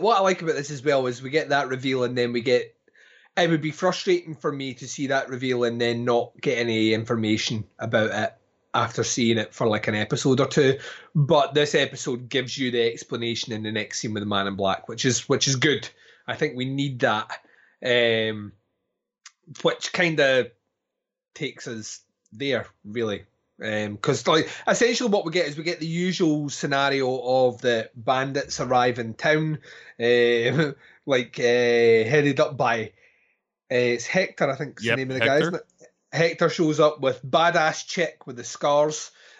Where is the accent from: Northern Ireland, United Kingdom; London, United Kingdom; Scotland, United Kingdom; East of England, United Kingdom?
Scotland, United Kingdom; Well, I'm Scottish, right? So.